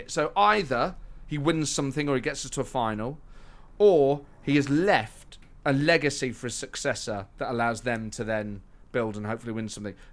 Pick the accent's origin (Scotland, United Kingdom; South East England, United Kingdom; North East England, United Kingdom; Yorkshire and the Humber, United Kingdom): Scotland, United Kingdom; accent: Scottish; I mean I wouldn't go there for Scotland. Obviously not with my accent